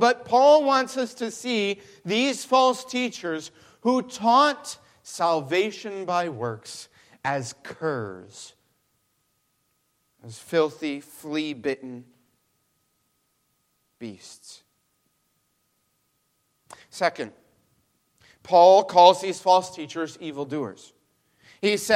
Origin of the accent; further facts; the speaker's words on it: Mexico; now in Michigan, United States; I grew up in Mexico